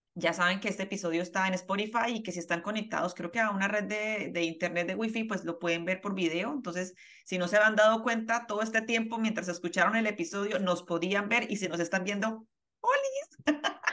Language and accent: Spanish; Bucaramanga, Santander, Colombia; para los que somos de Bucaramanga